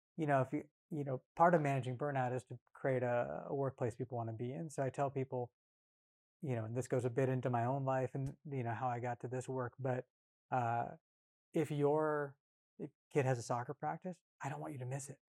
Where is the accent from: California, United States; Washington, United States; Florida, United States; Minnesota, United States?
California, United States; rural Northern; also born or lived in Bay Area, California; Came up in punk and hardcore, like I said, in rural Northern California